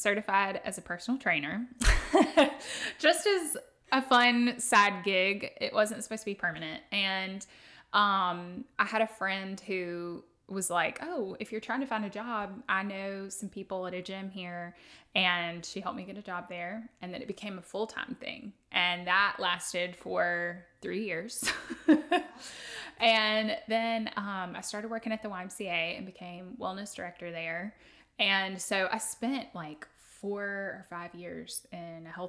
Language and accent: English; Tuscaloosa, Alabama, United States; I'm from Tuscaloosa. I grew up here going to school, you know, elementary, high school and everything